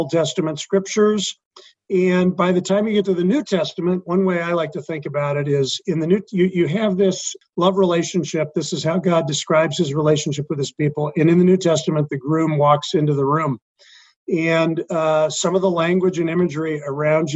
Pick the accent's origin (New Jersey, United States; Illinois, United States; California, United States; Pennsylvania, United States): Illinois, United States; Wheaton; moved away as an adult; This is my hometown, a place I grew up.